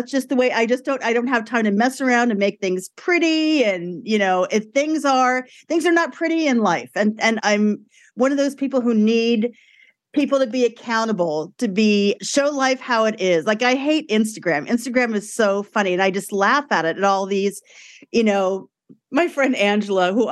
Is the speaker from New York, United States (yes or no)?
yes; Brooklyn, New York, United States; grew up in Brooklyn. My parents were not from Italy, they were from Brooklyn, but it was still very, very Italian in our house